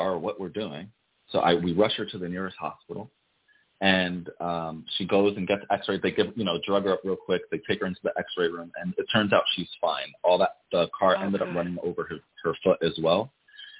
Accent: Passaic, New Jersey, United States; also born or lived in Paterson, New Jersey; I grew up in the hood. I'm from Passaic, New Jersey, Paterson, New Jersey.

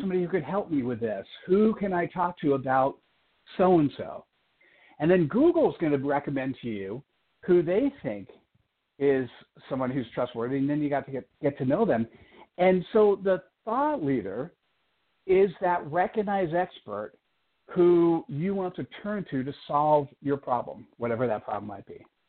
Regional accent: East Coast, United States; now in Silicon Valley, United States; I was born on the East Coast

